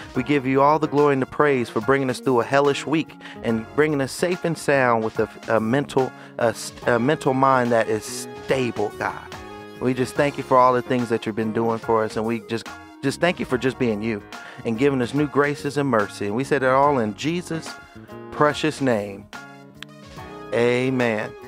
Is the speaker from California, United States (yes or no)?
yes; Bay Area, California, United States; moved away; my hometown um, of the Bay Area.